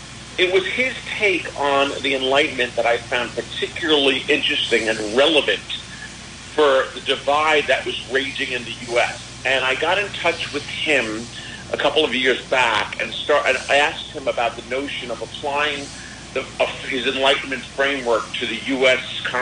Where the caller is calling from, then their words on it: Paris, Île-de-France, France; Actually, right now today, I'm calling from Paris, France. I'm here looking to potentially publish my book here in France.